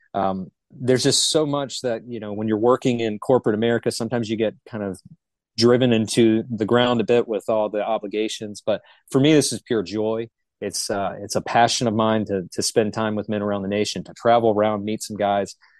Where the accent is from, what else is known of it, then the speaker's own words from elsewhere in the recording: Charlotte, North Carolina, United States; I'm originally from Charlotte. I'm what the locals consider a, a, unicorn. There's not many of us that are actually born and raised in the Charlotte vicinity